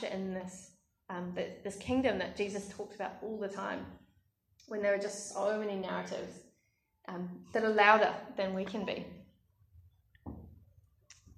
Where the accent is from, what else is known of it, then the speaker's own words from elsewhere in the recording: Australia; my home country